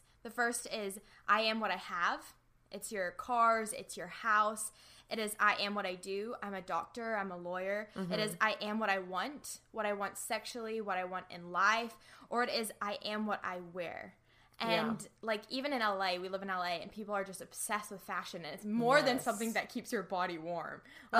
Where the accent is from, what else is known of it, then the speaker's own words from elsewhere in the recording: New Zealand; moved away as an adult; now in Los Angeles, United States; I am a public speaker, but you're going to quickly detect an accent because I am from New Zealand. So I grew up on a farm there. We had horses and sheep and cows. It was so much fun. But I moved to LA 2.5 years ago